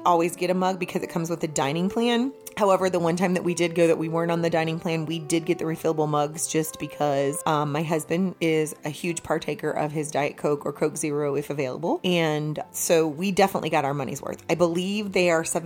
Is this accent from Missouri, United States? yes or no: yes; Missouri, United States; I'm not from Georgia. I'm from here. anyways... I'm from the show me state